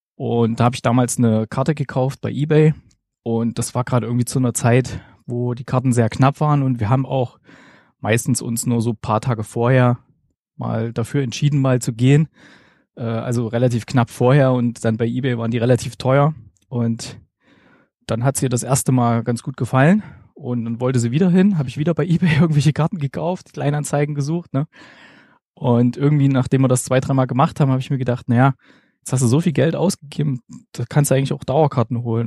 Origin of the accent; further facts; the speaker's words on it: Gera, Thuringia, Germany; moved away as an adult; now in Stuttgart, Germany; ganz ursprünglich komme ich aus Gera im schönen Thüringen und mich hat 2009 hier ins Ländle verschlagen